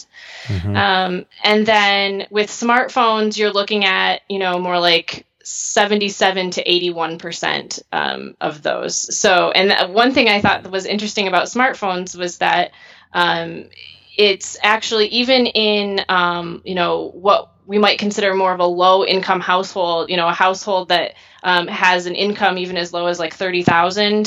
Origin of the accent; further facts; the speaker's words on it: Michigan, United States; also born or lived in Worcester, Massachusetts; I'm originally from Michigan